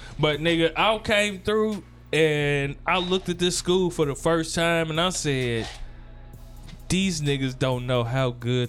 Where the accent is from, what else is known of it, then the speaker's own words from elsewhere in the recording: Gary, Indiana, United States; now in Indianapolis, United States; I'm coming from Gary